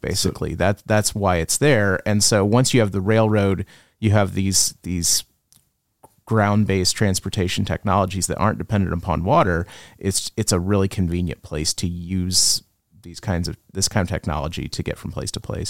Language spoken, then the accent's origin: English; Illinois, United States; now in Amarillo, United States; in the town where I grew up in Illinois, we had some brick streets.